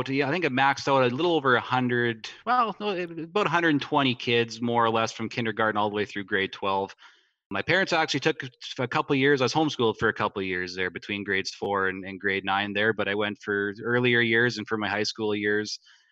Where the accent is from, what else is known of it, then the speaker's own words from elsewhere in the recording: Frontier, Saskatchewan, Canada; We actually grew up 2 miles from the American border. The small town of Frontier was about 15